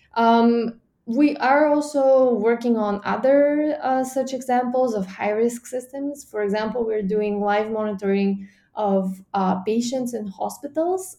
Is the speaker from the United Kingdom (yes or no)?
no; Bulgaria; my home country, Bulgaria